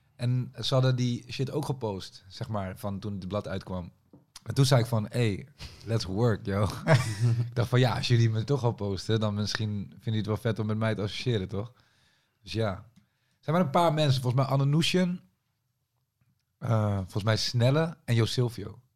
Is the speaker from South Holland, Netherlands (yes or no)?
no; Amersfoort, Utrecht, Netherlands; also born or lived in Leusden; ik kom zeg maar uit Amersfoort, maar ik heb ook een tijd in Leusden gewoond